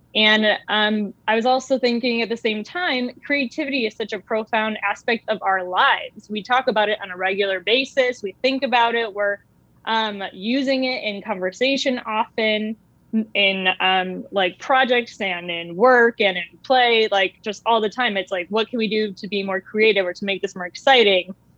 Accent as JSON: {"language": "English", "country": "United States", "said": "I was actually a minority being American."}